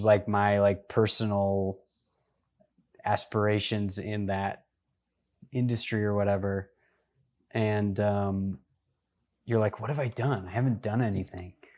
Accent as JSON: {"language": "English", "town": "Washington", "region": "District of Columbia", "country": "United States", "tie": "born or raised there", "said": "I grew up in the D C area"}